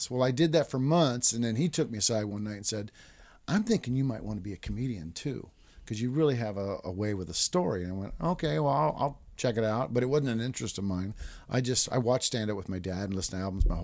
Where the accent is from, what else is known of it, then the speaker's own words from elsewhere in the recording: Japan; And I was raised in Japan, so I knew about a lot about.